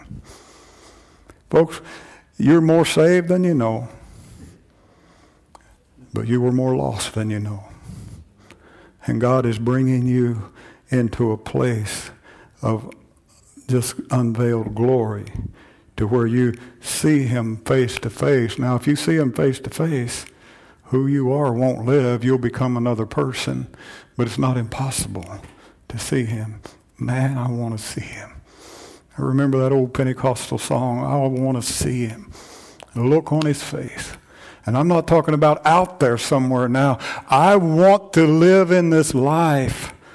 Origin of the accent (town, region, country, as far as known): United States